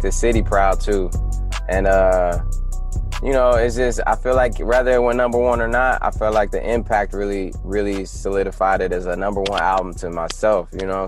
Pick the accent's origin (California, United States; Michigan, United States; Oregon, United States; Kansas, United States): Michigan, United States; Detroit; moved away; I grew up on North Line between 6 Mile and Curtis